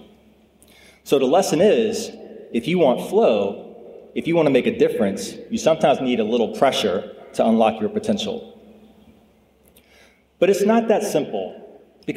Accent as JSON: {"language": "English", "town": "Lynchburg", "region": "Virginia", "country": "United States", "tie": "born or raised there", "also_born_or_lived": "Dorchester, Massachusetts", "said": "I grew up in Lynchburg"}